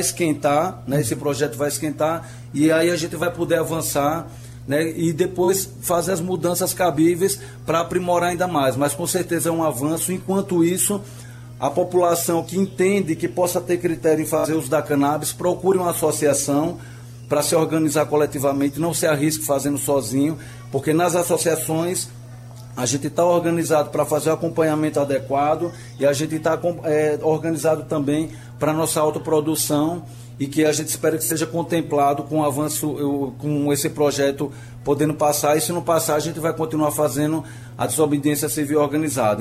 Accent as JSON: {"language": "Portuguese", "town": "Aracaju", "region": "Sergipe", "country": "Brazil", "said": "eu sou de Aracaju"}